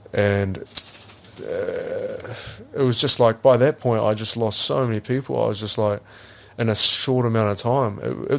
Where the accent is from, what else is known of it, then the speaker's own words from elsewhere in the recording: New Zealand; It's really hard as a Kiwi male to talk about it.